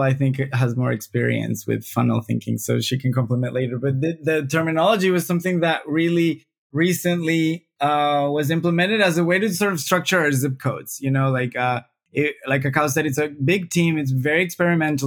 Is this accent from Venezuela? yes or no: yes; Venezuela; now in Brazil; I'm, I'm originally from Venezuela, although I've I've traveled a fair amount, uh, but I have chosen Brazil as my country